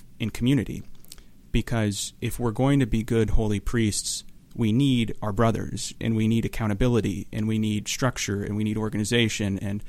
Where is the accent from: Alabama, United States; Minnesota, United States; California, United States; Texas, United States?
Texas, United States; Houston; moved away as an adult; now in Orange County, United States; growing up in Houston